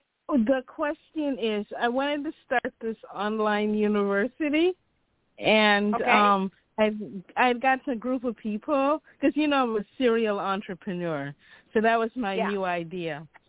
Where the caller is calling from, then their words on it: Chicago, Illinois, United States; from Chicago.